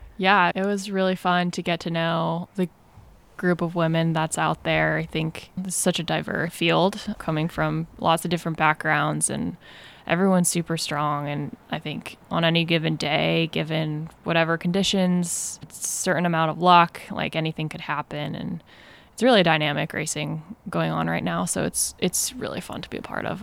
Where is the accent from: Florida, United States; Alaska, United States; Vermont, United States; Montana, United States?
Vermont, United States; moved away as an adult; now in Mill Valley, United States; I grew up in Vermont, to pretty active, like, outdoorsy family